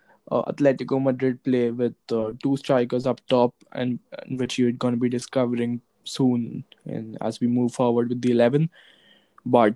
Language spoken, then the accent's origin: English; India; I come from India